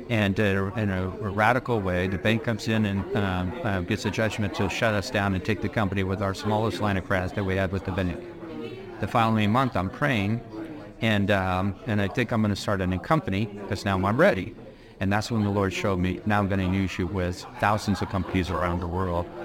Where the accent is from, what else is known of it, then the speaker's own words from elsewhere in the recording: Newport Beach, California, United States; I was born and raised in Orange County, California. Newport Beach.